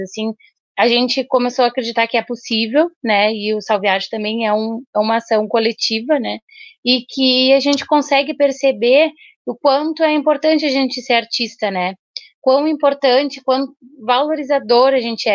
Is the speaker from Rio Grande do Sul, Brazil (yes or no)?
yes; Bagé, Rio Grande do Sul, Brazil; now in Pelotas, Brazil; desde que a gente veio morar aqui em Pelotas, que a gente não é daqui, a gente é de Bagé